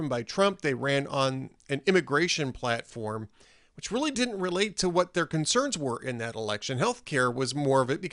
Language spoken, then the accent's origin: English; Los Angeles, California, United States; I grew up in Los Angeles